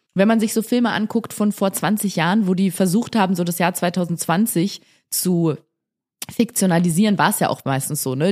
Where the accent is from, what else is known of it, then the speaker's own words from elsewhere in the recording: Germany; bei uns in Deutschland